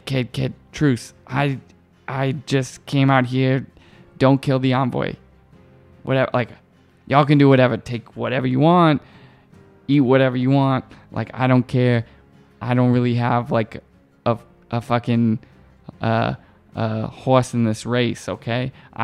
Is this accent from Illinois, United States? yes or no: no; Boston, Massachusetts, United States; moved away; I grew up in Boston.